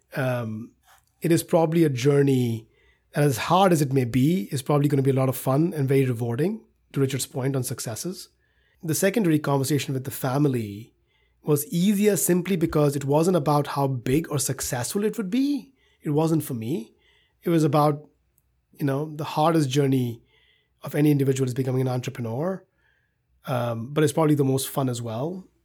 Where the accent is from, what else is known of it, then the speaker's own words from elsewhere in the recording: India; moved away as an adult; now in United States; growing up in India